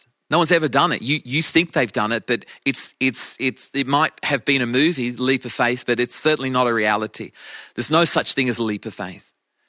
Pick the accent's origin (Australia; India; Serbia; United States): Australia; moved away as an adult; now in England; When my wife and I came from Australia to England, it's coming on 29 years ago.